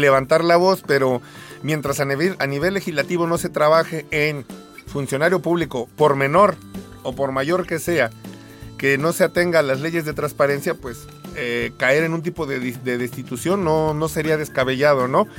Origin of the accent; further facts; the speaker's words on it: Mexico; como mexicanos